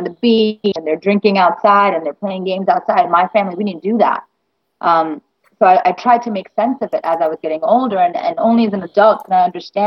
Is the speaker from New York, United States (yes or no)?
yes; New York City, New York, United States; also born or lived in India; I was born in India. I grew up in the Bronx my whole life, went to school in the Bronx.